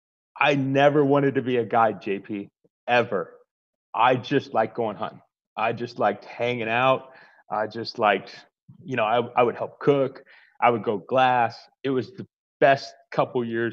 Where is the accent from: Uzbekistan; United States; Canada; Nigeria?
United States; Arizona; Born and raised in Arizona. I'm actually a third generation Arizona